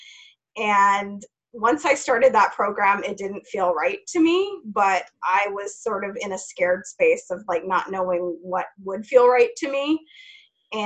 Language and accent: English; Idaho, United States; now in Portland, United States; I'm originally from Idaho